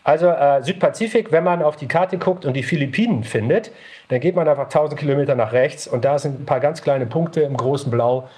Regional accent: Northern Germany, Germany; ich bin in Norddeutschland aufgewachsen

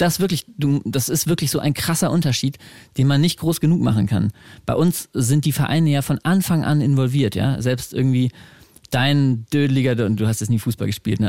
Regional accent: Braunschweig, Lower Saxony, Germany; ich komme halt aus Braunschweig

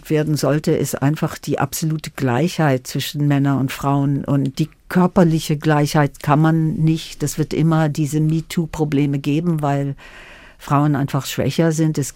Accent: Germany; first language German; Deswegen habe ich mich auch geärgert, dass die Deutschen mir keine Bürgerschaft geben wollten, weil Deutsch war meine Muttersprache. Ich bin in Deutschland mehr oder weniger aufgewachsen

